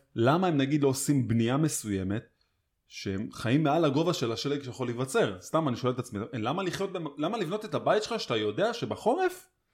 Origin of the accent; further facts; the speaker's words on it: Tel Aviv, Tel Aviv District, Israel; בתור תל אביבי